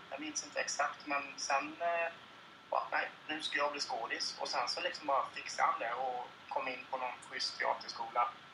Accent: Kalmar County, Sweden; jag är ju uppvuxen på Öland

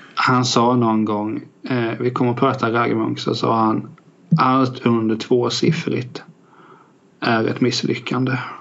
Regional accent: Västervik, Kalmar County, Sweden; Jag är faktiskt född där

